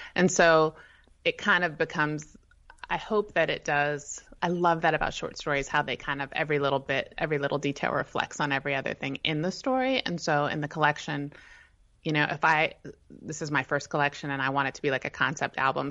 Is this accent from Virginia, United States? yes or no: yes; Northern Virginia, United States; also born or lived in Shenandoah Valley, Virginia / Arlington, Virginia / Charlottesville, Virginia; So I was born in Virginia. I grew up in Northern Virginia